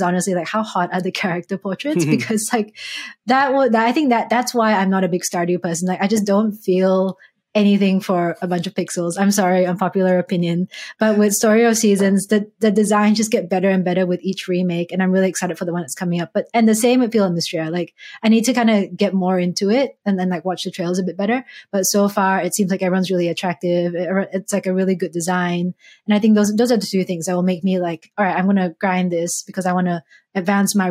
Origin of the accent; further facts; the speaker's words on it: Malaysia; growing up in Malaysia